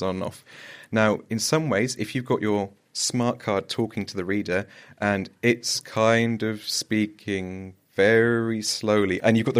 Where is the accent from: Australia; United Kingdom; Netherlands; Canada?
United Kingdom; Somerset, West Country, South West England; I'm from the West Country. I'm a Somerset lad